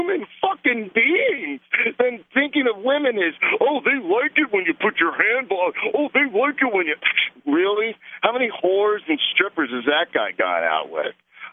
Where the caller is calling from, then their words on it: Arizona, United States; Yeah, that's freezing. I'm in Arizona.